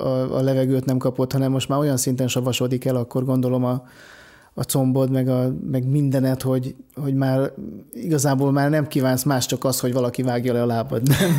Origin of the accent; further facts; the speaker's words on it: Lake Balaton area, Hungary; én ott nőttem fel